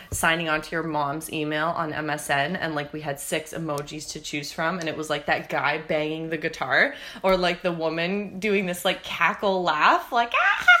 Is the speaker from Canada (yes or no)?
yes; Langley, British Columbia, Canada; so I was born in Langley.